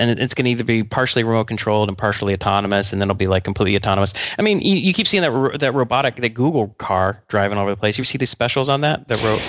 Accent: Atlanta, Georgia, United States; Yeah, actually, the CDC was right near where I grew up in Atlanta.

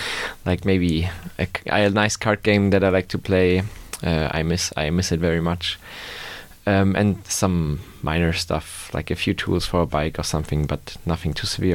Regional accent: Germany; moved away as an adult; now in Gothenburg, Sweden; I am from Germany. I came here to study a couple of months ago.

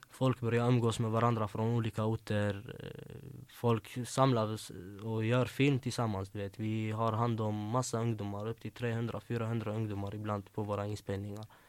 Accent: Gothenburg, Västra Götaland, Sweden; also born or lived in Växjö; Jag är uppväxt i Angered, där Hammarkullen.

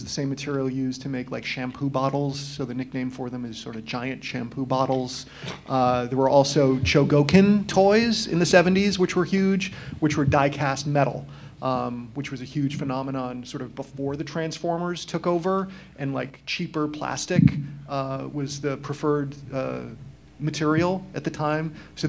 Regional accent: Massachusetts, United States; I'm from Massachusetts. I grew up watching Channel 56.

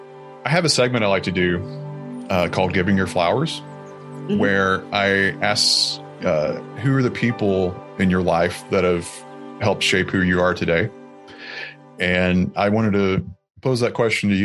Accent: Alabama, United States; now in Baltimore, United States; I'm from Alabama.

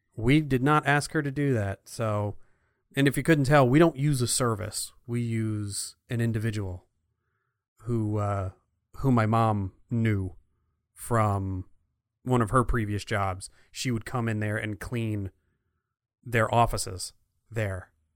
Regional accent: Clifton, New Jersey, United States; when I was growing up in Clifton, New Jersey

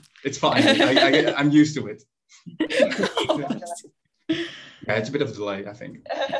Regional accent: Netherlands; moved away; I'm 24. I came from the Netherlands. I studied in the Netherlands in Breda, and I studied international logistics engineering.

